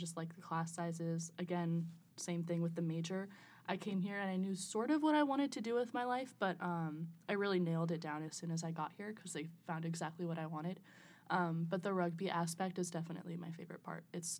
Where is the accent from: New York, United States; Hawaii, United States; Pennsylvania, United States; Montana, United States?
Hawaii, United States; now in St. Charles, United States; Yes, I was born and raised in Hawaii. And now I live in St. Charles, Missouri.